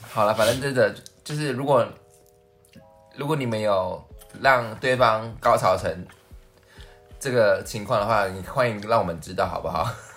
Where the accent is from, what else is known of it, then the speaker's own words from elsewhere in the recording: central Taiwan, Taiwan; 我是中部的孩子